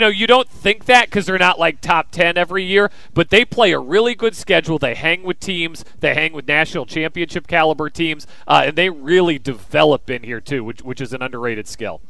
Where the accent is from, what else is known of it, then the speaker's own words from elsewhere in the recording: Kansas, United States; moved away as an adult; now in Virginia, United States; I grew up in Kansas. I moved out to Virginia